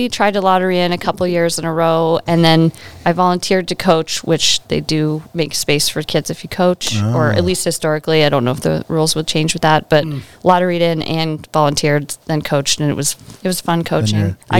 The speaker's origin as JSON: {"language": "English", "region": "Ontario", "country": "Canada", "tie": "born or raised there", "accent": "Canadian", "moved": "yes", "lives_now": "Alaska, United States", "said": "I grew up in Ontario, Canada. Like, Alaska is the fastest place I've ever felt like home. I love it. Alaska's home. But I'm from Ontario, Canada, which is really flat."}